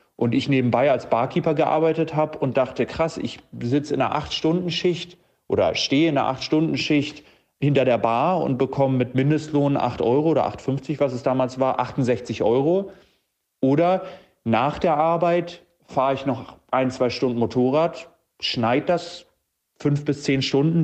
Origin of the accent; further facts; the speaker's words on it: Hamburg, Germany; 27 Jahre alt und ich komme aus Hamburg